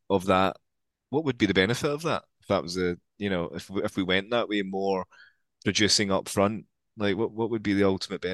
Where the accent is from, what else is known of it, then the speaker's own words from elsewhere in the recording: Scotland, United Kingdom; accent: Scottish; my Scottish accent